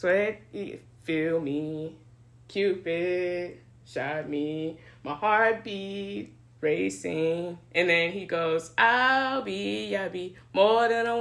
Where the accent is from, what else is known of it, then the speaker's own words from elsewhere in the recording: Houston, Texas, United States; hailing from my hometown, Houston, Texas